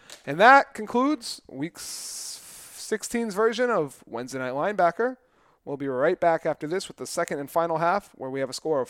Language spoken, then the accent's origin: English; New England, United States; I am also from New England, and I'm not a Patriots fan